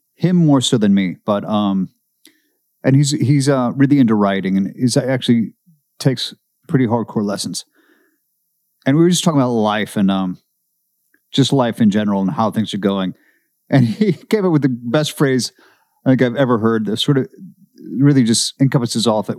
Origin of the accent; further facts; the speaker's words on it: Seattle, Washington, United States; moved away; I grew up in Seattle